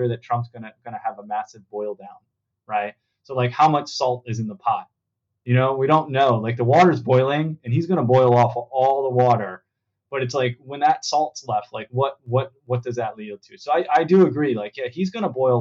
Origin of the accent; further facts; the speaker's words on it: East Coast, United States; moved away; I grew up in the East Coast